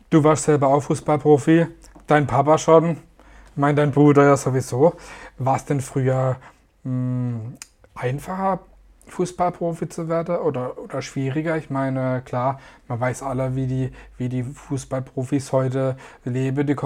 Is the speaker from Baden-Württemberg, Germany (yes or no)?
yes; Gaggenau, Baden-Württemberg, Germany; meiner Heimatstadt in Gaggenau